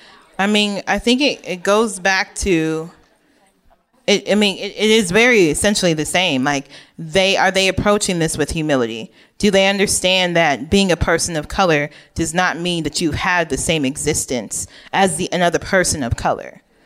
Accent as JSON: {"language": "English", "town": "Oak Park", "region": "Illinois", "country": "United States", "tie": "born or raised there", "said": "I mentioned before that I grew up in Oak Park, which is like, I don't know, middle class, upper middle class neighborhood outside of Chicago."}